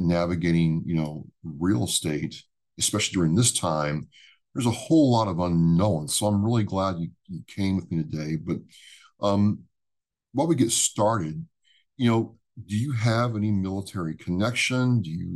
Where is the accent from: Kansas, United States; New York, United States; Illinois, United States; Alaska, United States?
Illinois, United States; I grew up in Illinois